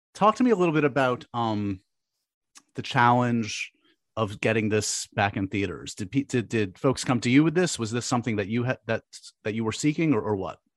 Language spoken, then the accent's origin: English; New York City, New York, United States; my hometown here in New York City